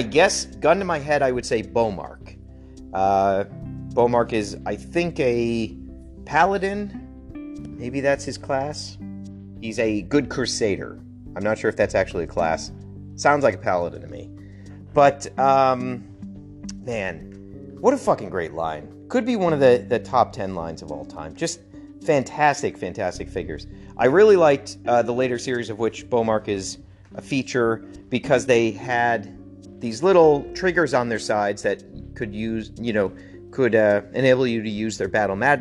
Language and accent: English; Connecticut, United States; moved away; I grew up in pastoral Connecticut, not really pastoral, suburb